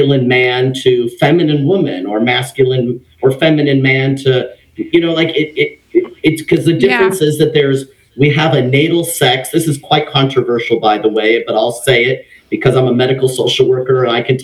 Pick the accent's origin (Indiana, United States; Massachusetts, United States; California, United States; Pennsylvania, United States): California, United States; Los Angeles; also born or lived in Redondo Beach; I grew up in Los Angeles, California, in a Mexican family